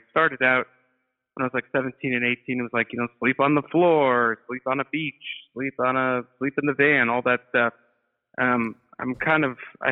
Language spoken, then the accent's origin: English; Rockford, Illinois, United States; moved away as an adult; also born or lived in Chicago, Illinois; now in New York, United States; I grew up in Rockford, Illinois, which is a pretty pilled out sort of city